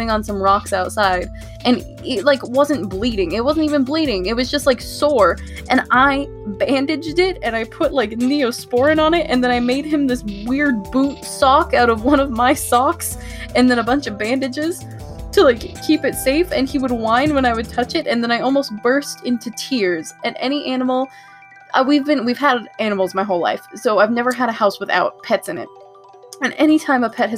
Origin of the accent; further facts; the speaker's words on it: United States; I'm an American